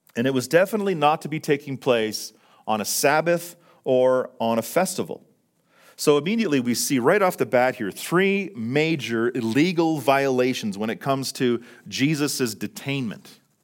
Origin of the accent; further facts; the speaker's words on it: Fort St. John, British Columbia, Canada; now in Calgary, Canada; Fort Saint John, my, my hometown